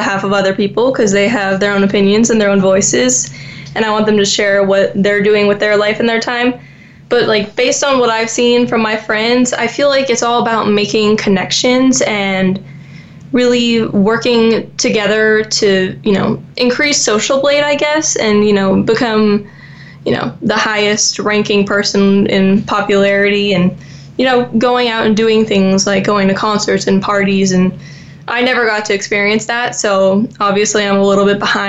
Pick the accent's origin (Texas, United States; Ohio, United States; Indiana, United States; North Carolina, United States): Texas, United States; Dallas; also born or lived in Naples, Florida; we moved to Dallas when I just turned six. We moved from Naples, Florida